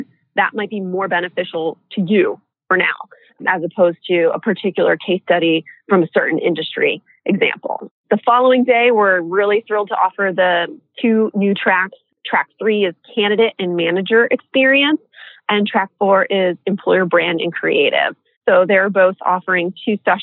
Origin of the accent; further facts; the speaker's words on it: San Diego, California, United States; in San Diego, my hometown.